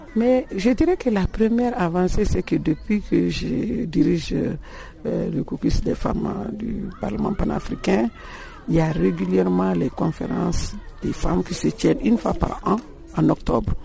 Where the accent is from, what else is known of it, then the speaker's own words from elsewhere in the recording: Mali; je suis malienne